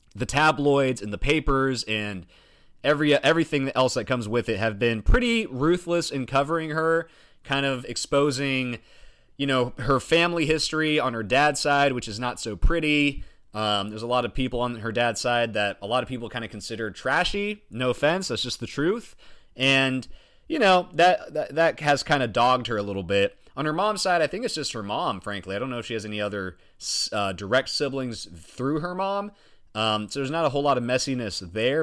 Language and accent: English; United States; as an American